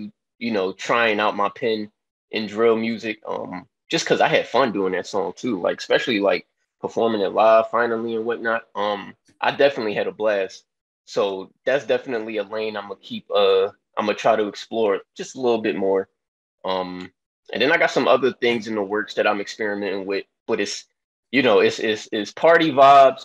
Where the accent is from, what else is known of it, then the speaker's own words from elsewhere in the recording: Philadelphia, Pennsylvania, United States; I'm from Philly